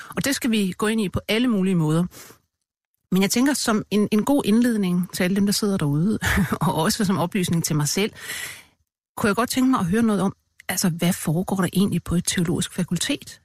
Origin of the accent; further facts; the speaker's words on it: Denmark; min barndom i Rigskov